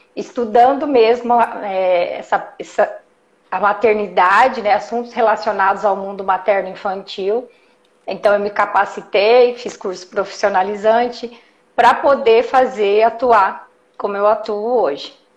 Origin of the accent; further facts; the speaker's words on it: Jundiaí, São Paulo, Brazil; Eu sou de Jundiaí, atendo Jundiaí região